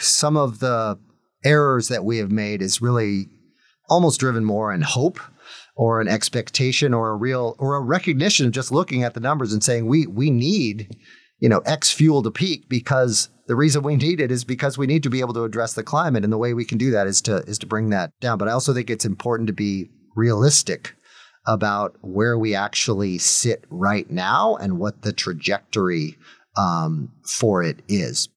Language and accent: English; United States; as an American